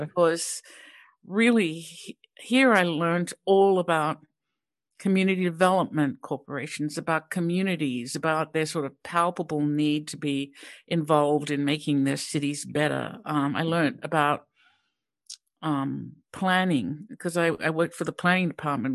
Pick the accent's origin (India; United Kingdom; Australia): Australia; Sydney, New South Wales; moved away; also born or lived in Pittsburgh; I grew up in Sydney, Australia